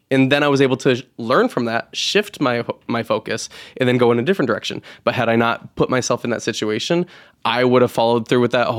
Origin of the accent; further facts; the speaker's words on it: New York, United States; I'm from New York, so of course it's got its own little way of being intriguing